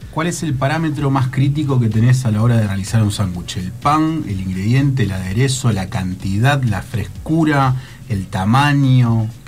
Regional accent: Tucumán, Argentina; Soy tucumano

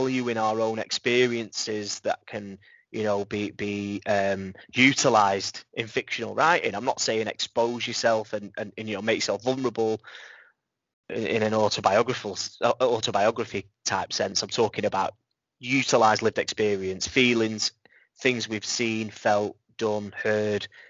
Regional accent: Blackpool, North West England, United Kingdom; my hometown, and I didn't want to add to that negative perception of a town that's entrenched in poverty, which we are

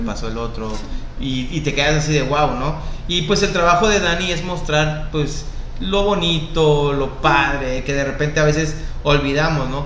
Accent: Mexico; nacimos en México

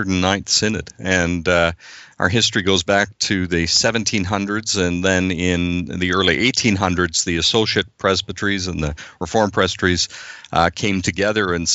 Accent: Southern Ontario, Canada; moved away as an adult; now in New Brunswick, Canada; I'm a Canadian, Bill. I was born and raised in Ontario, Southern Ontario.

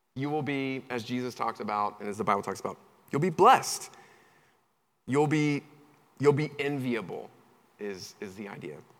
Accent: Charlotte, North Carolina, United States; moved away; I'm originally from Charlotte, North Carolina

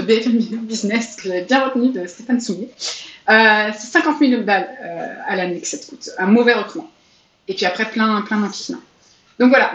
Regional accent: France; je suis française

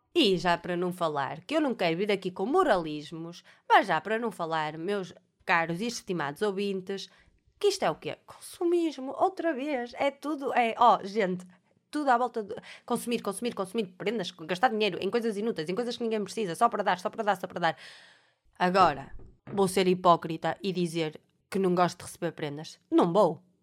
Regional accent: Alfena, North, Portugal; Eu sou da Alfena, em Alfena, aquilo é, toda a gente se conhece

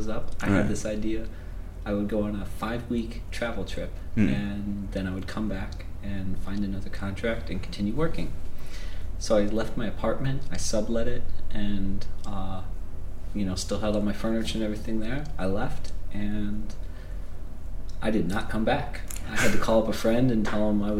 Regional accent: Ohio, United States; moved away as an adult; also born or lived in Brazil / New Zealand / Japan / South Africa; I'm from the United States. I'm from Ohio

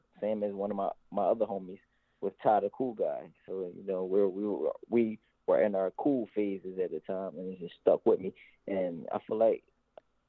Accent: Philadelphia, Pennsylvania, United States; How we grew up in Philadelphia

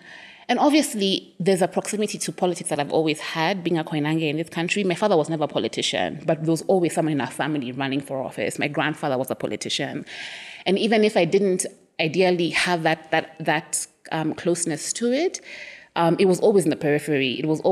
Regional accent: Kenya; also born or lived in Nairobi / Cape Town; I'm Kenyan

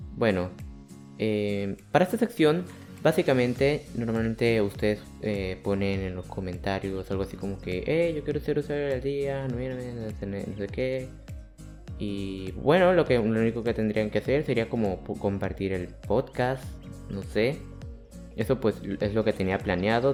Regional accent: Santander, Colombia; vivo en Colombia, Santander para ser precisos, o sea, soy un cachaco

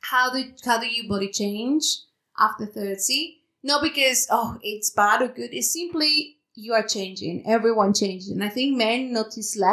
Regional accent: Mexico; English is a second language; moved away as an adult; now in United Kingdom; I'm from Mexico. I live in the UK for more than 10 years, actually

